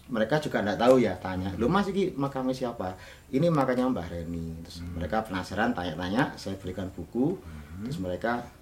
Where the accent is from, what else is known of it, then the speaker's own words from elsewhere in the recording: Malang, East Java, Indonesia; Saya kan orang Malang, jadi uh ah. -huh. kalau